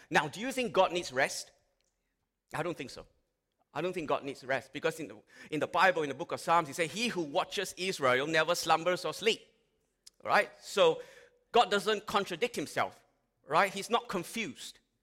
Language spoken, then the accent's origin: English; Malaysia; now in Australia; I grew up in Malaysia